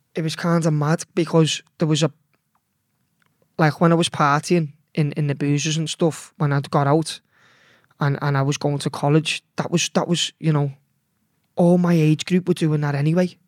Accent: Liverpool, North West England, United Kingdom; I was born in Liverpool Women's. That was in L eight, and, uh, that was in nineteen eighty-nine, and by the time I was raised, I was raised in Bøgel

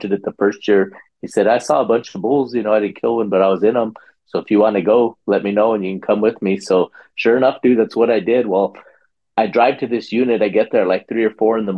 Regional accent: New Mexico, United States; We're both from New Mexico

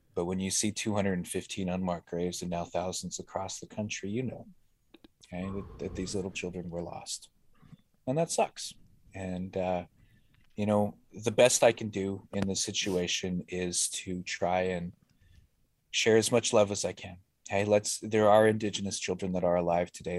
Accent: Winnipeg, Manitoba, Canada; I grew up in the North End, you know, as a, as a half-breed

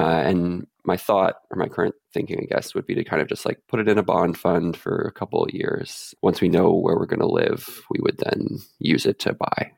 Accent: central Canada, Canada; now in Vancouver, Canada; I'm from central Canada

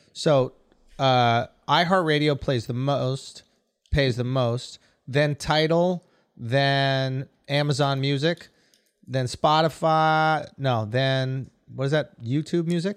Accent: New York, United States; I'm from New York.

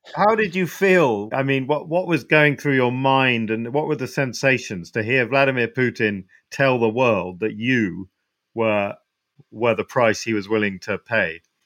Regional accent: United Kingdom; you're in my home country

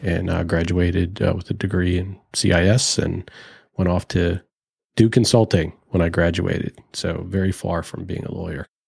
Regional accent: Richmond, Virginia, United States; Growing up in Richmond

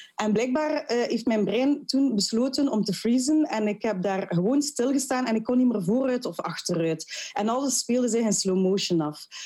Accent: Ghent, Flanders, Belgium; als geboren en getogen Gentenaar, mijn man ook

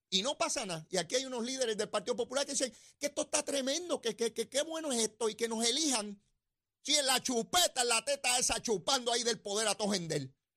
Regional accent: Puerto Rico; Somos boricua

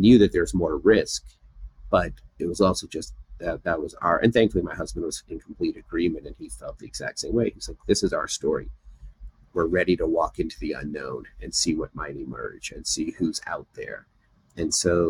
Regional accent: United States; I was born in America, so I feel American

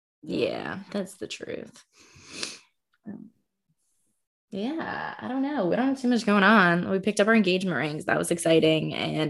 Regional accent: New Jersey, United States; moved away; I'm from New Jersey

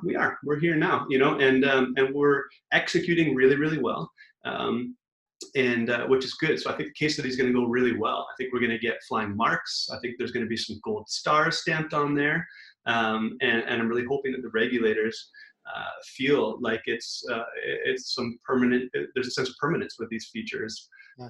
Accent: Vancouver, British Columbia, Canada; also born or lived in Toronto; we're from Vancouver, uh, but we've been in Toronto for nearly five years

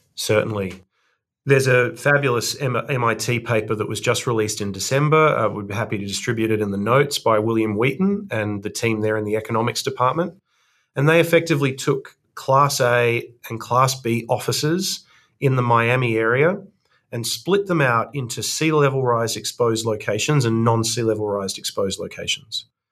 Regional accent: Australia; accent: Australian; moved away as an adult; now in Cambridge, United States; As the audience will tell from my accent, I'm Australian

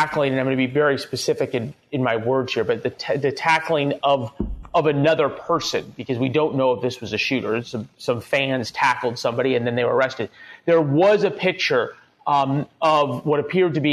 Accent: St. Louis, Missouri, United States; my hometown of St. Louis

